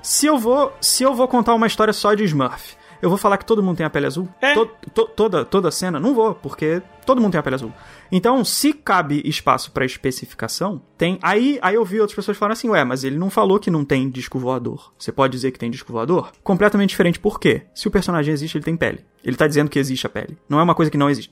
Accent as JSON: {"language": "Portuguese", "region": "Rio de Janeiro", "country": "Brazil", "accent": "carioca", "said": "Não sei se estou sendo muito carioca agora"}